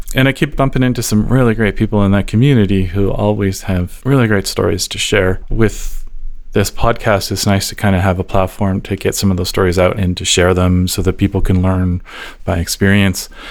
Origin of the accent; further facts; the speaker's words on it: Calgary, Alberta, Canada; I was born and raised here in Calgary.